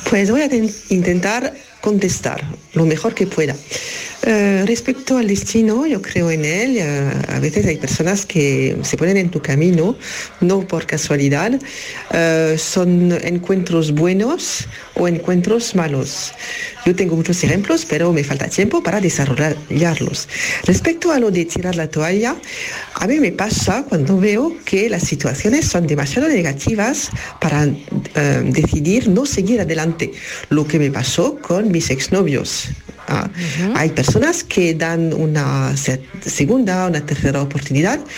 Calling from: France; Hola familia … de Francia.

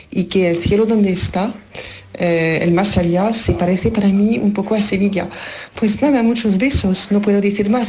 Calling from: France; de Francia.

